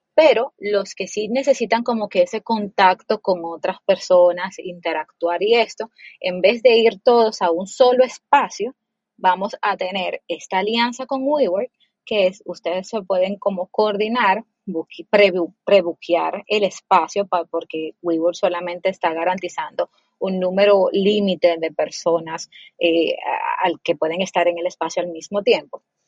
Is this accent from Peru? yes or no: no; Dominican Republic; moved away; also born or lived in Mexico / Colombia; yo soy dominicana